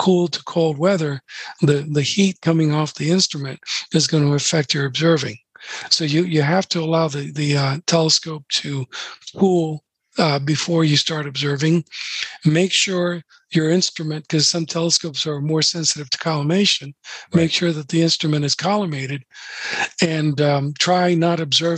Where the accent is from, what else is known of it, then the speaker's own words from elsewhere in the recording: Florida, United States; I'm from Florida. So I'm from Florida